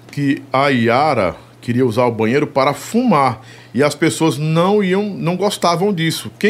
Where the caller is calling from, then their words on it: Maracanaú, Ceará, Brazil; Eu sou de Maracanaú, Ceará.